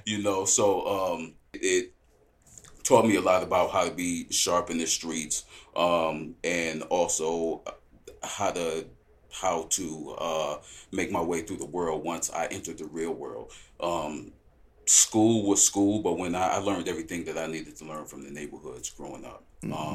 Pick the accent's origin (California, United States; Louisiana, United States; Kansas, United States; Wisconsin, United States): Wisconsin, United States; Milwaukee; born or raised there; moved away as an adult